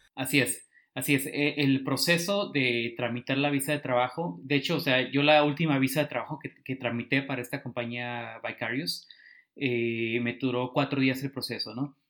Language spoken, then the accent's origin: Spanish; Tijuana, Baja California, Mexico; moved away as an adult; now in Silicon Valley, United States; soy originario de Tijuana y pues llevo unos cinco años aproximadamente acá en Silicon Valley